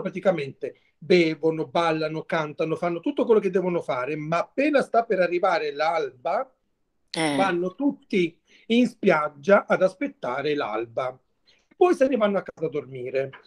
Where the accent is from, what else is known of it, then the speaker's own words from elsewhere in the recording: Mola di Bari, Apulia, Italy; il mio paese, il, da dove vengo io, che si chiama Mola di Bari, è un paese a sud di Bari